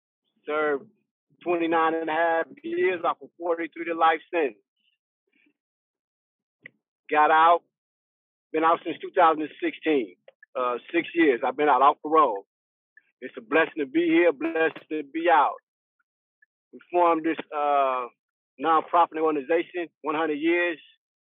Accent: Richmond, California, United States; born and raised in Richmond, California.

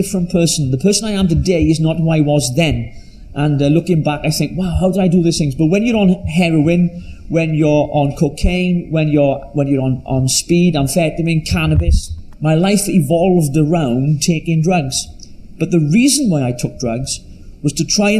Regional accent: Llanelli, Wales, United Kingdom; I was brought up in, as you can tell from my accent, from very deep South Wales in a place called Llanelli

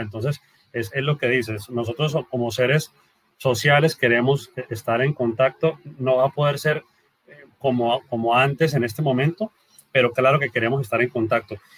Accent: Colombia; soy colombiano

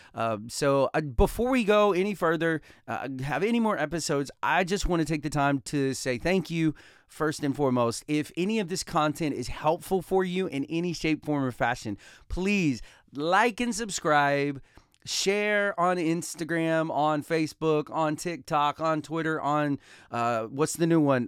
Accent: Talladega, Alabama, United States; I came from Talladega, Alabama. I was born and raised, I have two wonderful parents, um, and I have a brother and a sister, and I was raised in Talladega, Alabama

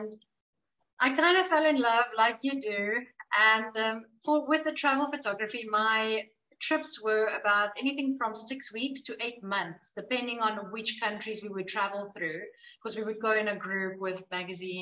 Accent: Cape Town, Western Cape, South Africa; moved away as an adult; now in Dubai, United Arab Emirates; I'm a South African mom of a two-year-old little girl, and I'm from Cape Town in South Africa

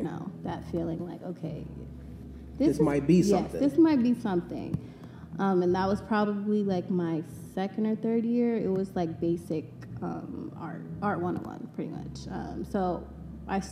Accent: Las Vegas, Nevada, United States; also born or lived in Long Beach, California / Japan; I was raised in Vegas, born in Long Beach

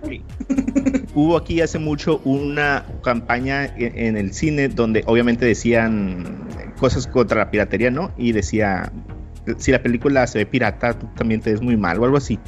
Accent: Mexico; como mexicano

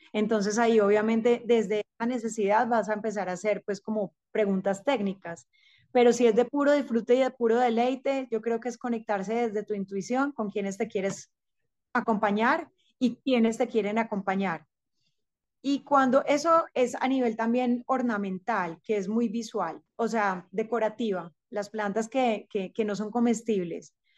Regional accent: Rionegro, Antioquia, Colombia; crecí en el campo, crecí en Río Negro, actualmente vivo otra vez acá

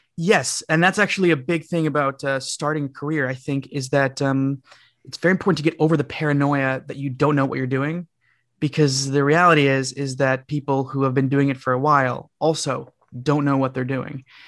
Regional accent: Canada; I'm from Canada

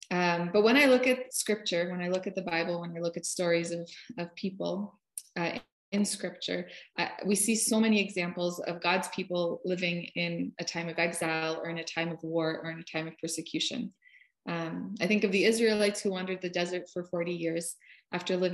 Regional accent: Russia; now in United States; my parents and I immigrated from Russia. So I, I speak a little bit of Russian. It's enough to get

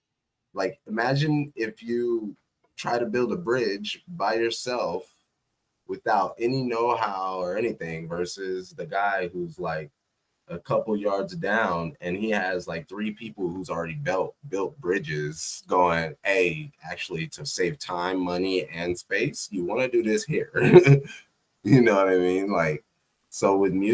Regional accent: Texas, United States; I grew up in Texas too.

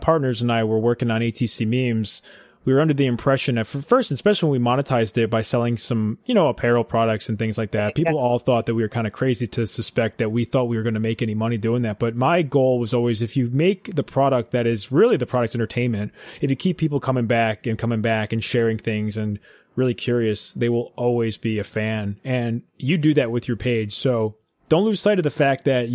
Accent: Albany, New York, United States; I grew up in Albany, New York

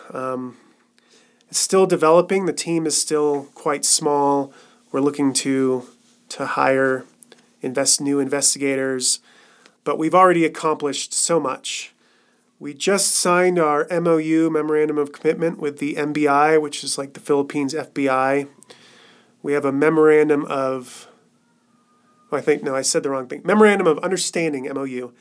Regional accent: Colorado, United States; moved away as an adult; also born or lived in Cambodia; back here in Colorado, which is my home state.

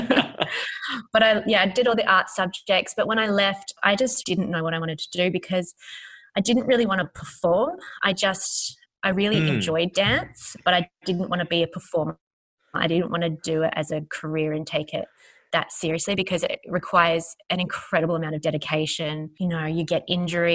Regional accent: Sydney, New South Wales, Australia; I grew up in Alfords Point, which is southwest in Sydney

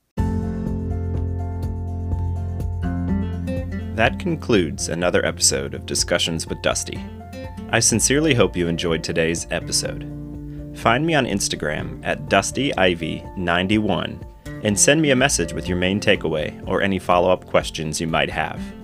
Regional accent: Akron, Ohio, United States; I was born and raised in Akron, Ohio, and still live in the greater Akron area

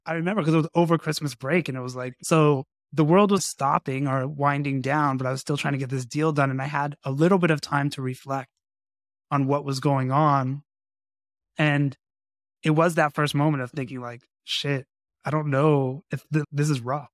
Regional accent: Las Vegas, Nevada, United States; I grew up in Las Vegas, so boxing was a big deal

